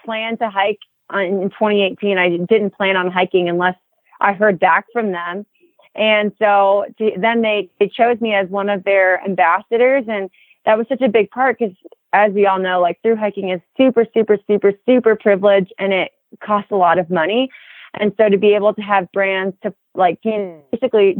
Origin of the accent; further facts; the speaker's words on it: Miami, Florida, United States; moved away as an adult; also born or lived in East Tennessee; I grew up in Miami, Florida